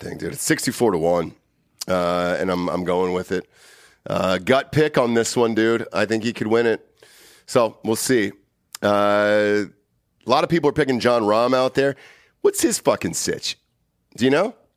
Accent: Atlanta, Georgia, United States; my hometown. My hometown.

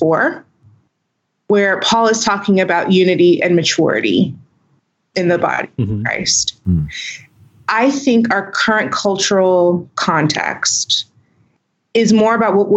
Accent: Houston, Texas, United States; accent: twang; I grew up in Houston, Texas. So I'm I consider that Southern

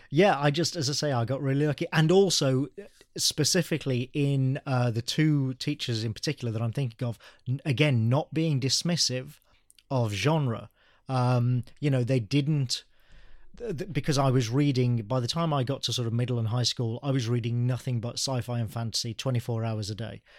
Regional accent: Birmingham, West Midlands, United Kingdom; I am native to England. Yeah, I was born in Birmingham

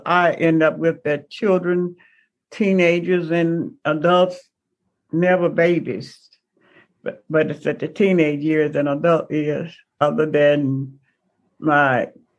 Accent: the South, United States; growing up in the South

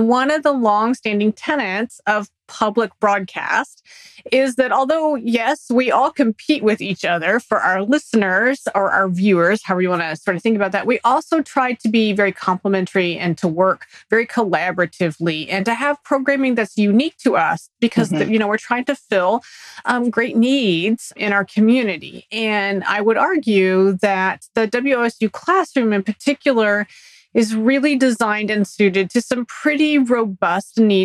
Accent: Texas, United States; growing up in Texas

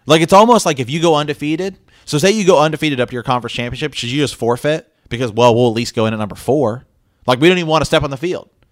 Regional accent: Ohio, United States; We were born and raised in Ohio.

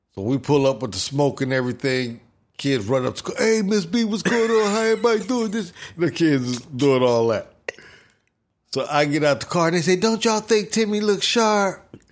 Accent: Ohio, United States; I lived, I grew up in Ohio

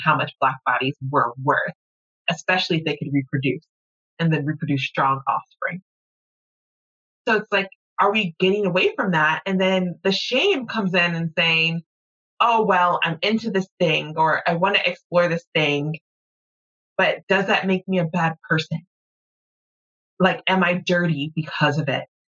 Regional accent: the South, United States; as a Southerner, you keep your pocketbook closed and off the floor

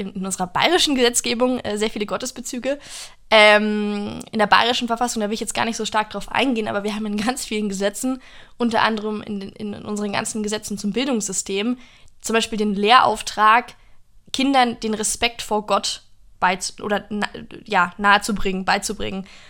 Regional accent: United States; now in Germany; in meiner Heimat in den USA

